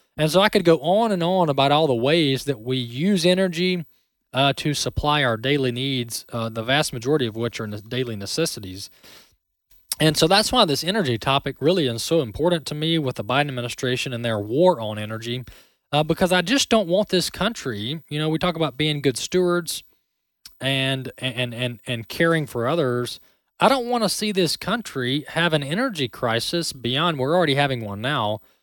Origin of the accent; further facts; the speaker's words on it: Mississippi, United States; Mississippi, my home state here in Mississippi